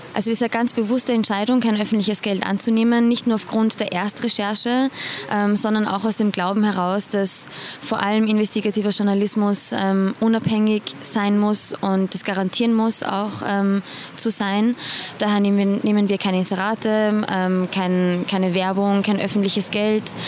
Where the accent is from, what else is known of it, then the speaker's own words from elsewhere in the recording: Iran; moved away; ich bin gebürtige Iranerin, also ich kann Farsi